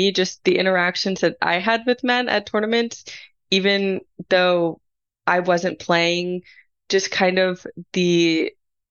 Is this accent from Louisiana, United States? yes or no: yes; New Orleans, Louisiana, United States; moved away as an adult; also born or lived in Notre Dame, Indiana; now in Vienna, Austria; I am American. I'm from New Orleans.